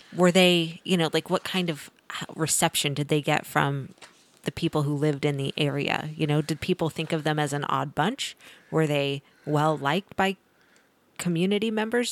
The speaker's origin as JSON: {"language": "English", "region": "Missouri", "country": "United States", "moved": "yes", "lives_now": "Kansas, United States", "said": "I'm from Missouri, so I'm a transplant"}